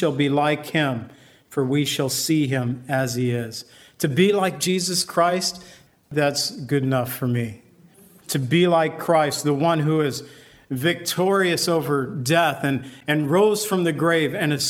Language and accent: English; United States; I've always felt I am an American, and I am proud to be part of this nation